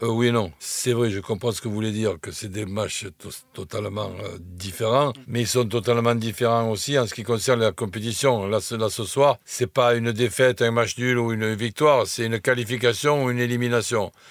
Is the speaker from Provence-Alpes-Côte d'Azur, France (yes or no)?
yes; Marseille, Provence-Alpes-Côte d'Azur, France; accent: Marseille; quand j'étais à l'école communale tout, tout, petit. Ben, il y avait deux, deux, Parisiens qui étaient venus habiter Marseille. Ben, on, on se foutait de leur accent et on se moquait, et, eux, ils se moquaient de notre accent aussi